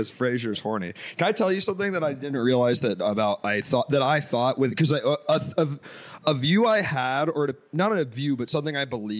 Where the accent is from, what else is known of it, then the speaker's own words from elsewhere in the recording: Washington, District of Columbia, United States; I grew up in Washington D.C.